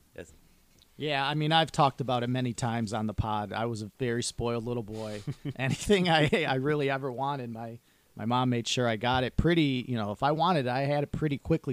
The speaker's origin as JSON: {"language": "English", "town": "Detroit", "region": "Michigan", "country": "United States", "tie": "born or raised there", "said": "growing up in Southwest Detroit"}